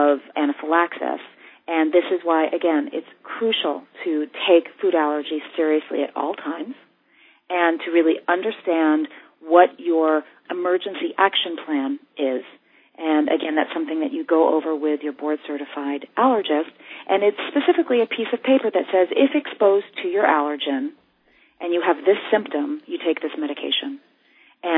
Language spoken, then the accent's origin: English; New York City, New York, United States; I grew up here in New York City